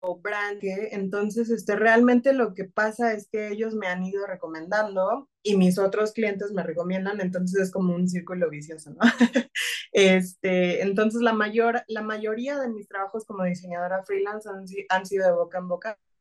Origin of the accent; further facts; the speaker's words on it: Tabasco, Mexico; soy tabasqueña